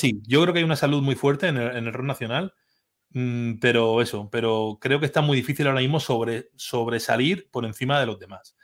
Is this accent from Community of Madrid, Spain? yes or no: no; Orihuela, Valencian Community, Spain; mi pueblo, de Orihuela, de, de mi pueblo